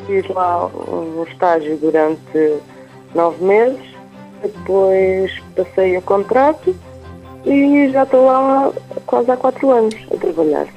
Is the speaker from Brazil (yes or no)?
no; Salvaterra de Magos, Portugal; Eu estudei em Salvaterra, a minha terra